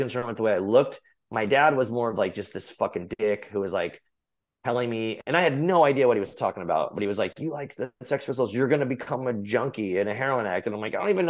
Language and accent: English; Arizona, United States; I grew up in Arizona